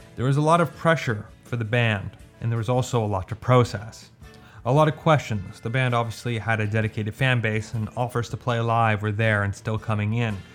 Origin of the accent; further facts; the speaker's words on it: Canada; I'm Canadian, but I don't speak French that well.